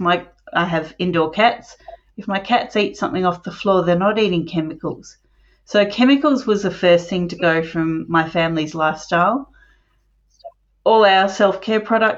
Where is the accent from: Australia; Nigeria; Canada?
Australia; Melbourne, Victoria; I was born in Melbourne. Now I live outside Melbourne